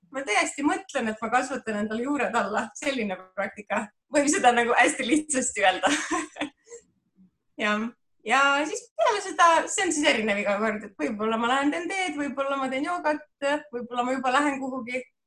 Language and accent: Estonian; Viljandi, Viljandi County, Estonia; ma olen pärit äh, Viljandist